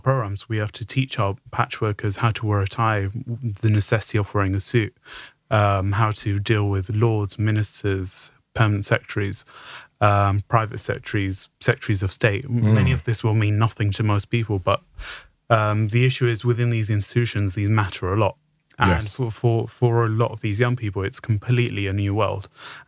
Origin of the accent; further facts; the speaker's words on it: Tooting, London, United Kingdom; So I was brought up in Tooting, don't sound how typical person South London sounds.